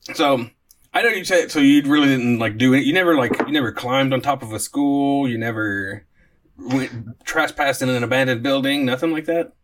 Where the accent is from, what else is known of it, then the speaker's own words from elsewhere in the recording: Oklahoma, United States; Scott and I grew up a lot in Oklahoma